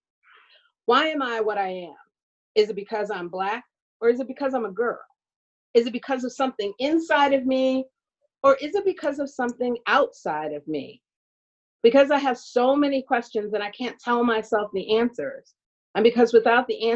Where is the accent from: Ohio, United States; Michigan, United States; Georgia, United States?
Michigan, United States; Detroit; I was at Friends School in Detroit. It was a Quaker school that used to be down at by Lafayette and St. Aubin. And I was attending there